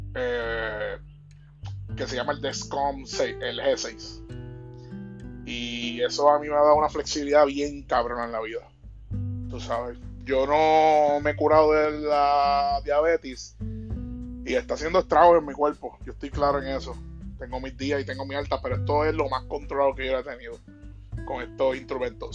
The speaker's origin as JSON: {"language": "Spanish", "town": "Bayamón", "country": "Puerto Rico", "tie": "born or raised there", "said": "Bayamón, mi ciudad natal"}